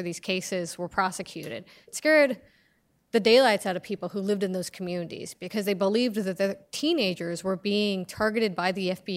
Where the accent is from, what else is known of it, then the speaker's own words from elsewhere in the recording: United States; I grew up in this country as an American Muslim